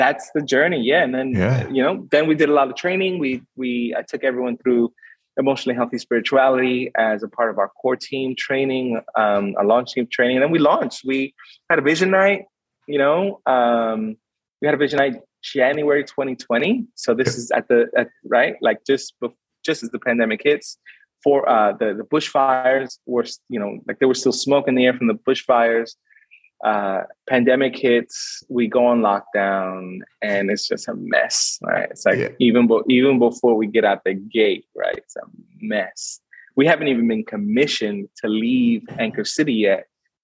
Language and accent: English; New York City, New York, United States; moved away as an adult; now in Sydney, Australia; I grew up in Brooklyn